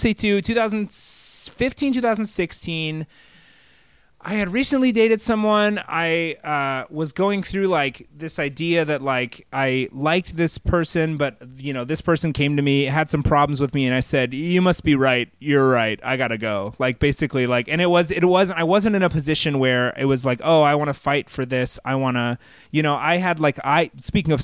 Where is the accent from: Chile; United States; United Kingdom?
United States; Fort Worth, Texas; moved away; I grew up in Texas.